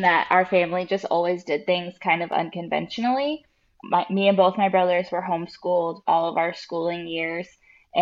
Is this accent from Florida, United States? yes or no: yes; Jacksonville, Florida, United States; I grew up here in Jacksonville